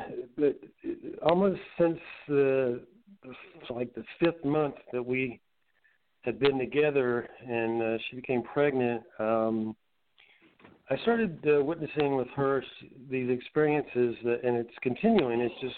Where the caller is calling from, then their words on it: Asheville, North Carolina, United States; I'm in Asheville, North Carolina.